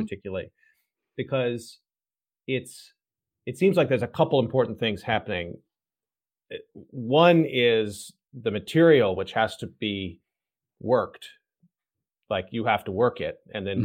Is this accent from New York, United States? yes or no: no; Texas, United States; I'm from Texas.